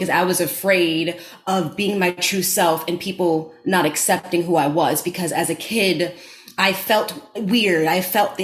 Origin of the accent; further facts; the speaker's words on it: New York City, New York, United States; accent: Bronx; I grew up in the Bronx and had a Bronx accent.